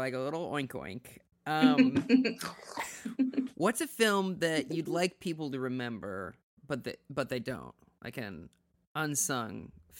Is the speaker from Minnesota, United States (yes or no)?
yes; Minnesota, United States; Is that just because I'm from Minnesota?